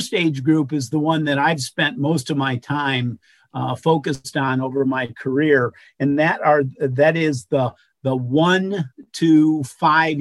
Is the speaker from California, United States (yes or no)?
no; Finger Lakes, Western New York, United States; I grew up in Western New York in an area called the Finger Lakes